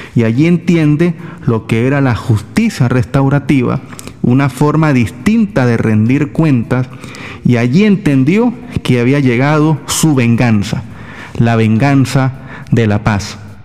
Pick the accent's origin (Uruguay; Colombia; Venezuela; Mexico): Venezuela; todos somos venezolanos